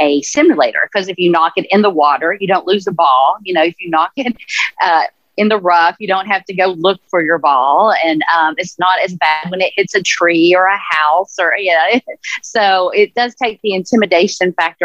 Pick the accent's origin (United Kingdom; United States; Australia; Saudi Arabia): United States; Tennessee; moved away as an adult; now in Monterey, United States; I grew up in Tennessee and grew up in the Smoky Mountains, and first job was at Dollywood